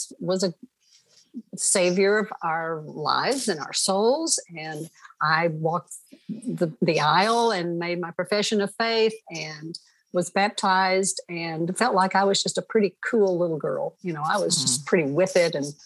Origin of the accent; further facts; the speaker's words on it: Stonewall, Oklahoma, United States; I was born in Stonewall, Oklahoma, you know, nowhere America. And this just had an idyllic sort of a leave it to beaver growing up